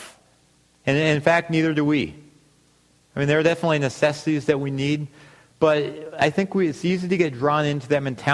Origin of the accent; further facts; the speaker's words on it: United States; as American Christians